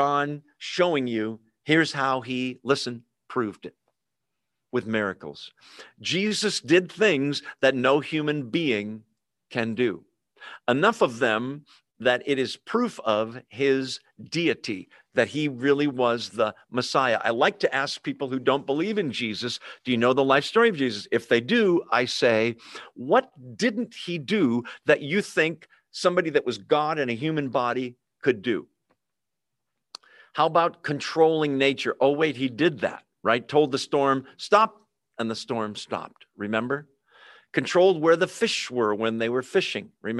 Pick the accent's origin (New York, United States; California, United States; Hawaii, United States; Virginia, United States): California, United States; San Jose; We grew up in San Jose